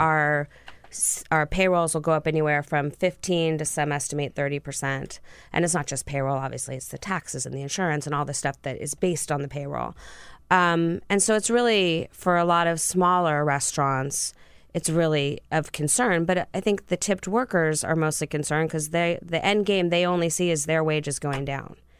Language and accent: English; California, United States; moved away as an adult; also born or lived in Santa Barbara; now in Washington, D.C., United States; I grew up in California